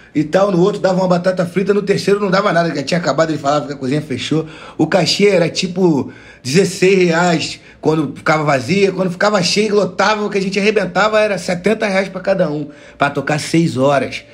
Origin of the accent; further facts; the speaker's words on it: Rio de Janeiro, Brazil; Eu, eu sou criado em comunidade, né? Eu nasci aqui, como falei, em Piedade, próximo ao Morro do Dezoito